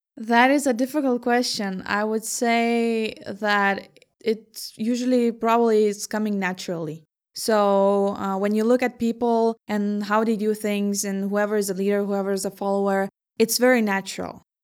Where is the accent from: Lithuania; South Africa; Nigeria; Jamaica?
Lithuania; Vilnius, Vilnius County; also born or lived in Herning, Denmark / Aarhus, Denmark / Ningbo, China; now in Copenhagen, Denmark; I'm from Vilnius myself, but I was also living in Hanning and in Aarhus before coming to Copenhagen